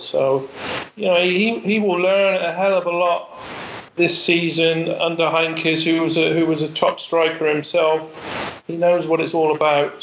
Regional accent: England, United Kingdom; an Englishman

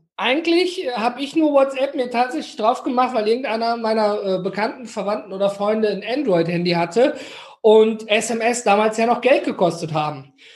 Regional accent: Ruhr area, North Rhine-Westphalia, Germany; Ich komme hier aus dem Ruhrgebiet.

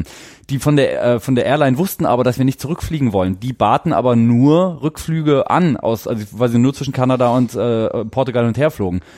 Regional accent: Germany; als Deutscher

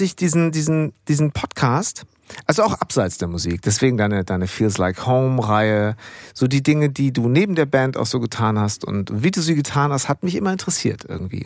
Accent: Bad Segeberg, Schleswig-Holstein, Germany; accent: norddeutscher Slang; now in Münster, Germany; ich bin ja groß geworden in Bad Segeberg

